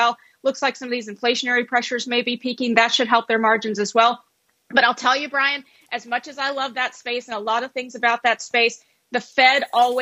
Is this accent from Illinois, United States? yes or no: no; Alabama, United States; moved away; I am from the South. I grew up in Alabama